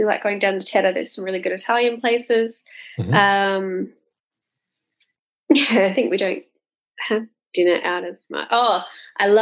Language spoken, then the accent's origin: English; Sydney, New South Wales, Australia; also born or lived in Melbourne; now in Gold Coast, Australia; I am originally from Sydney. Have lived in Melbourne.